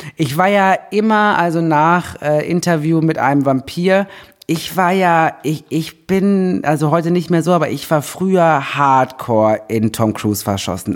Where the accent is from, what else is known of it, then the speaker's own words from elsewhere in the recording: Germany; kommt aus der Nähe, wo ich herkomme